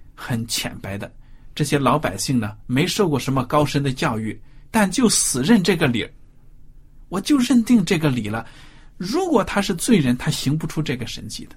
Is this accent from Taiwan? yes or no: no; China; 我们中国人